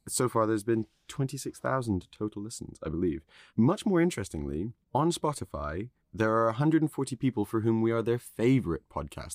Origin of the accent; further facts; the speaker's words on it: Netherlands; I was born in Holland